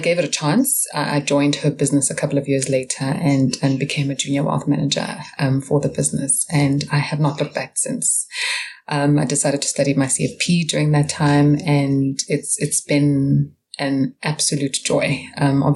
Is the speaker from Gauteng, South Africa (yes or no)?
yes; Pretoria, Gauteng, South Africa; now in Johannesburg, South Africa; I'm from Pretoria, originally, which is our capital city here in South Africa.